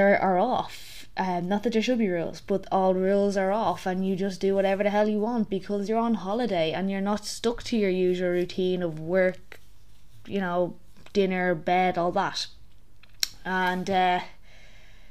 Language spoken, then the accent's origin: English; Ireland; The curse of being Irish